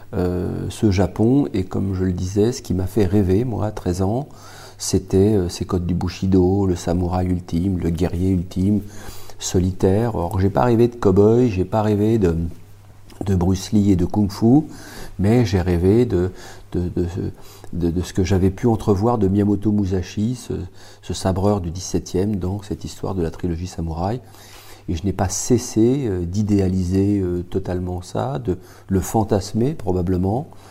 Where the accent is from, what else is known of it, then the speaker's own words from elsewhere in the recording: France; Je suis français